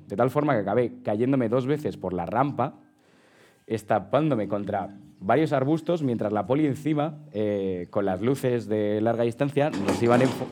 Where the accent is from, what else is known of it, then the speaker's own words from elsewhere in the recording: Madrid, Community of Madrid, Spain; somos chavales de Madrid